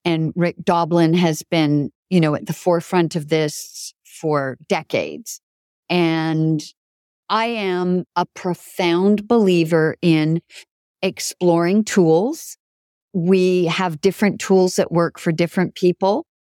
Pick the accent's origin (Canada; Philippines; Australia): Canada; also born or lived in Italy; now in New York City, United States; French is pretty good because I was raised in Canada.